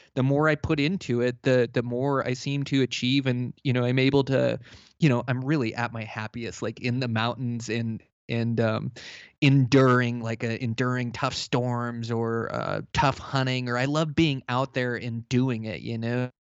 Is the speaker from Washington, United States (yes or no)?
yes; Olympia, Washington, United States; moved away; I grew up in Olympia, Washington